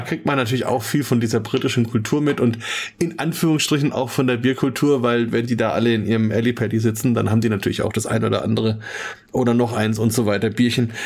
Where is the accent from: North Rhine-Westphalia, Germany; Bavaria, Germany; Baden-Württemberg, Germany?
Bavaria, Germany; Franconia; als Franke